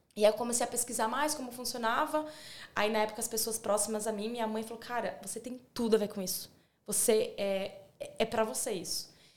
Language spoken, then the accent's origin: Portuguese; São Paulo, Brazil; moved away as an adult; now in Australia; sou de São Paulo